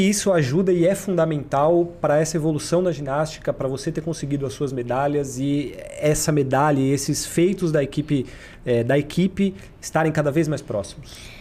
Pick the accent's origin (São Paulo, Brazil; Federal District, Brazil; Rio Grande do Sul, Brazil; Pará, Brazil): São Paulo, Brazil; now in Rio de Janeiro, Brazil; Eu sou de São Paulo também, então eu falo balada